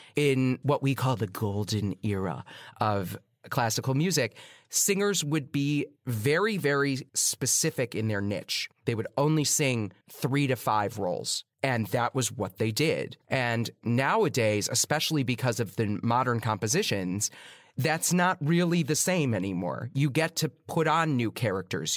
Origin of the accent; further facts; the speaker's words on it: Chicago, Illinois, United States; moved away as an adult; now in New York City, United States; I grew up in Chicago. It's not a small town, but it's not New York City.